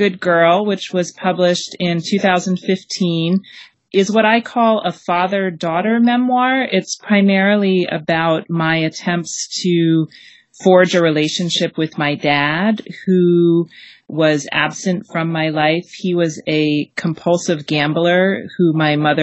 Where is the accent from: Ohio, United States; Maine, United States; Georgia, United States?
Maine, United States; And I was actually growing up in Maine at the time